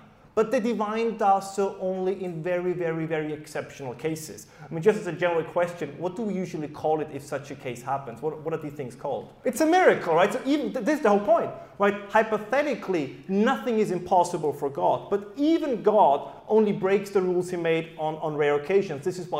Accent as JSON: {"language": "English", "country": "Germany", "first_language": "German", "second_language": "English", "said": "as you probably can tell despite my accent-free English, is that my background is in German, and believe it or not, the German people do think differently than the rest of the world."}